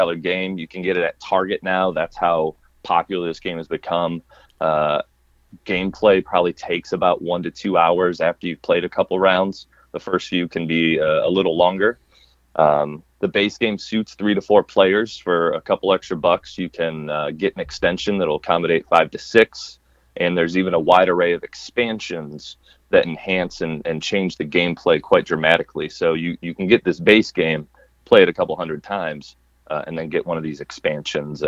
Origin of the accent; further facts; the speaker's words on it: United States; being American